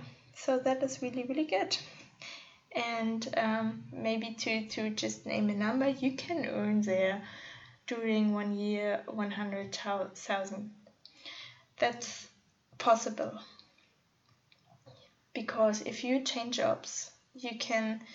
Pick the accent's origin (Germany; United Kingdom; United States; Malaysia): Germany; northwest Germany; also born or lived in Munich; my hometown in the northwest of Germany.